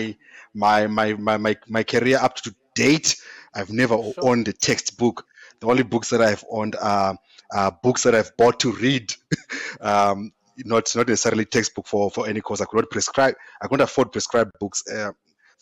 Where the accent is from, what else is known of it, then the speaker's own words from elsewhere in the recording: eastern Zimbabwe, Zimbabwe; I grew up in Zimbabwe, in a small village in the eastern part of Zimbabwe